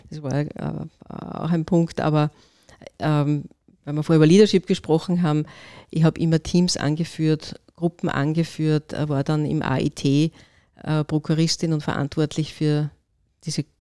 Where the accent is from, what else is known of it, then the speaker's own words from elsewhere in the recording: Upper Austria, Austria; now in Vienna, Austria; Ich bin Oberösterreicherin, bin nach Wien studieren gegangen an die TU Wien Technische Physik